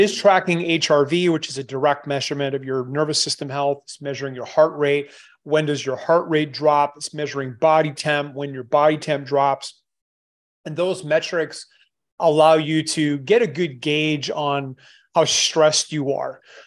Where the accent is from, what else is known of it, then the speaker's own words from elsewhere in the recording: Canada; moved away; I'm Canadian. I, I left a long time ago